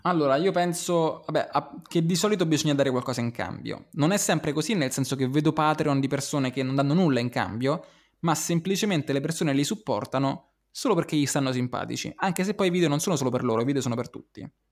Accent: Rome, Lazio, Italy; io ero, sono romano

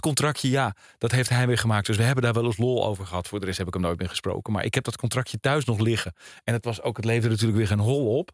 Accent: Alkmaar, North Holland, Netherlands; ik kom uit Alkmaar. Daar ben ik eh, opgegroeid

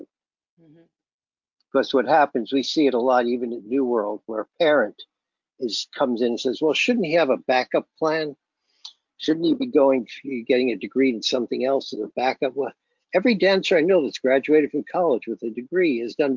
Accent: New York City, New York, United States; I grew up in Brooklyn

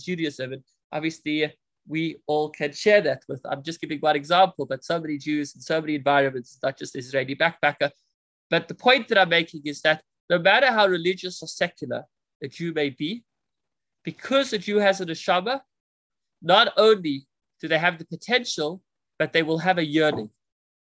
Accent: South Africa; I'm the South African

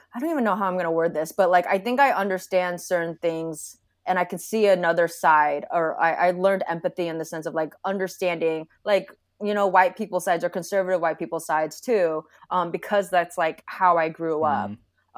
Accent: Sacramento, California, United States; moved away as an adult; also born or lived in San Francisco Bay Area; now in Orange, United States; I did grow up in Sacramento. I was born in the Bay, uh, grew up in Sacramento

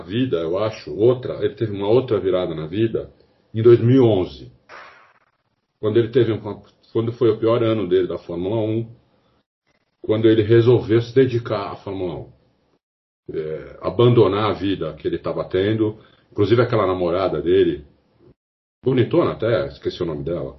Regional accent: Brazil; eu sou brasileiro, eu não sou inglês.

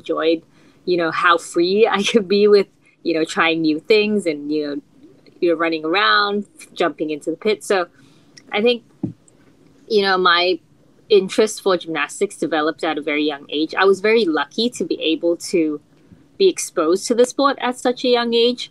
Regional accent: Melbourne, Victoria, Australia; I grew up in Melbourne, Australia

